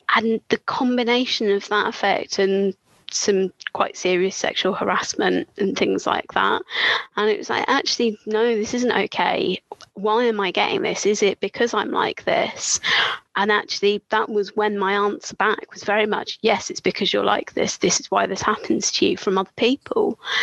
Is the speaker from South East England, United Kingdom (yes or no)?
yes; Brighton, South East England, United Kingdom; moved away; I grew up in Brighton, gay capital